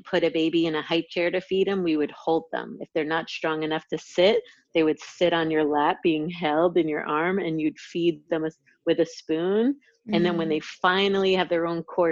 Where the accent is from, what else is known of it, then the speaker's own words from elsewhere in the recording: 60 miles north of New York City, United States; But when I was two, we moved to a country. It was like about 60 miles north of New York City